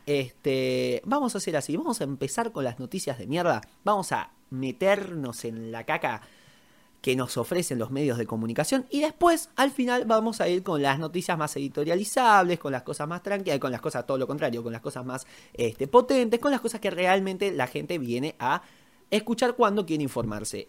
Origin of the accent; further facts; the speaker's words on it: Argentina; yo soy argentino.